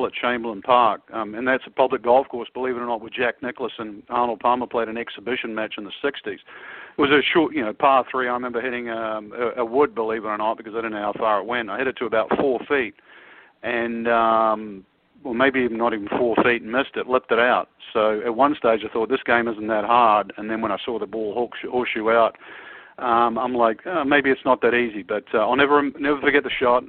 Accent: Auckland, New Zealand; moved away; I was brought up in Auckland

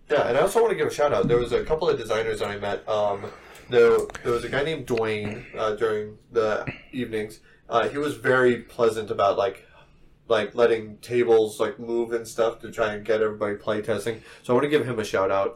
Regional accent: New Mexico, United States; we're from New Mexico

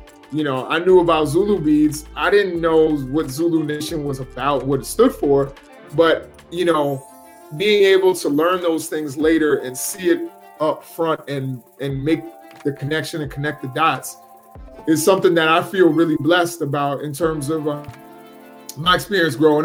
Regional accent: Maryland, United States; also born or lived in New York City, United States / Philadelphia, United States; after growing up in Philadelphia for about 6 years, my family moved to Maryland. And that's where I've been ever since

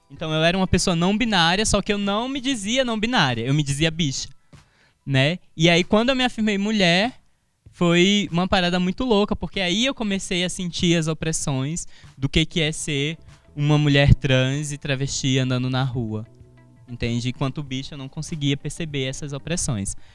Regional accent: Alagoas, Brazil; accent: Alagoan; Então, primeiro eu tive que performar uma, uma, um, um sotaque não alagoano né? Porque eu não posso dizer que era um sotaque brasiliense, mas era um sotaque não alagoano para me encaixar nos grupos.

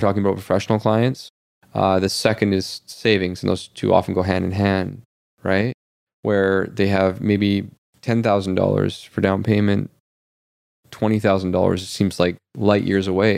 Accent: Canada; we are Canadian.

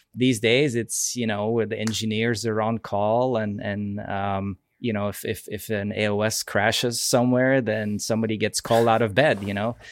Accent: Belgium; moved away as an adult; also born or lived in Seattle area, United States; now in Seattle, United States; I'm from Belgium originally, but I actually live in, in the Seattle area.

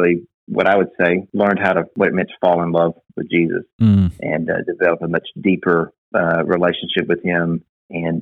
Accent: Florence, Alabama, United States; North Alabama, or as we call it, UNA, was in my hometown.

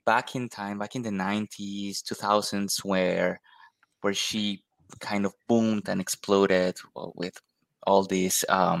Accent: Colombia; I'm from Colombia

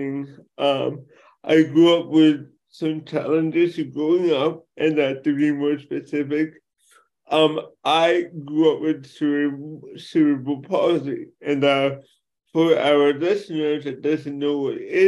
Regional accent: Los Angeles, California, United States; I'm born and raised in Los Angeles, California

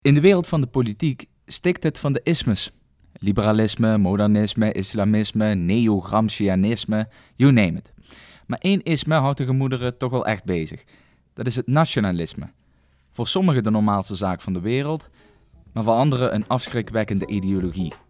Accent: Netherlands

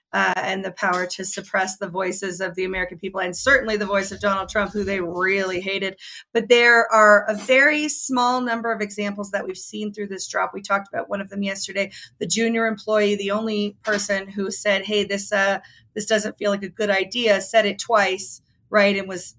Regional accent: China; English is a second language; Think about this. I'm from China. This is really disturbing.

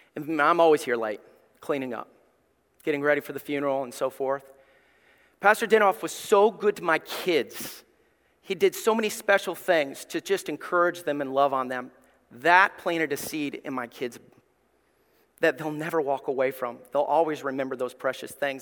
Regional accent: Somerville, Alabama, United States; also born or lived in East Tennessee / Gray; now in Ohio, United States; I grew up in Somerville, Alabama. It's like Mayberry

